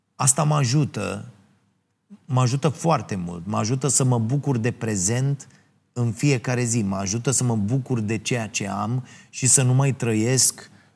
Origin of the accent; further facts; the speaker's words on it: Ploiești, Prahova, Romania; în orașul meu natal, uh, uh, Ploiești